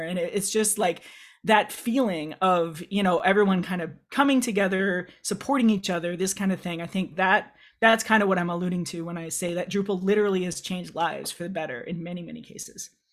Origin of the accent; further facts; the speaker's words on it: Midwest, United States; a queer kid growing up in the Midwest, United States.